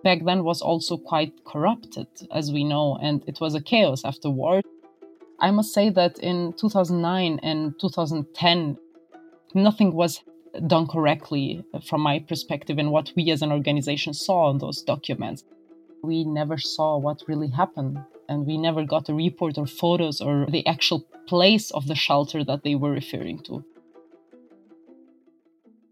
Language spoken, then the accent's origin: English; Kosovo; I'm from Kosovo. I live in Pristina